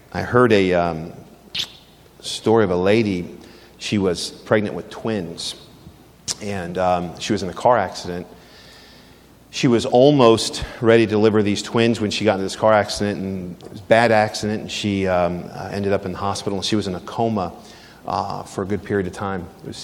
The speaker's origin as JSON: {"language": "English", "town": "Philadelphia", "region": "Pennsylvania", "country": "United States", "tie": "born or raised there", "said": "I grew up in Philadelphia."}